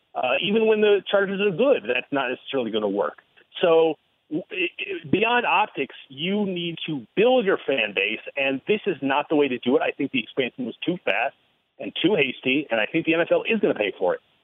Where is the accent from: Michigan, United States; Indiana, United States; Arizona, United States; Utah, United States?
Michigan, United States; Ann Arbor; moved away as an adult; I was born at Michigan Hospital, and I was r- r- born and raised in Ann Arbor